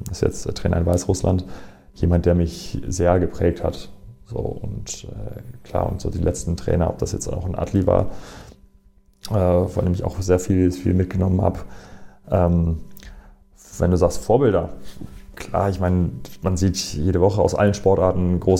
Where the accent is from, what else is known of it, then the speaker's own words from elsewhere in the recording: Essen, North Rhine-Westphalia, Germany; moved away as an adult; now in Erlangen, Germany; ist Essen nach wie vor auch meine Heimat, mein Zuhause. Das Problem ist aber nur, dass ich im Grunde mit 19, 20 äh, aus Essen weg bin.